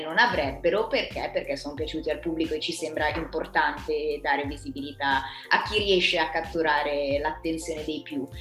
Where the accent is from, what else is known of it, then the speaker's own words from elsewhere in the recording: Trezzano sul Naviglio, Lombardy, Italy; io sono di Trezzano, se non Naviglio